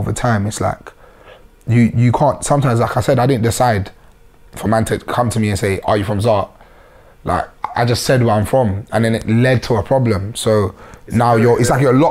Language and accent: English; London, United Kingdom; being from the area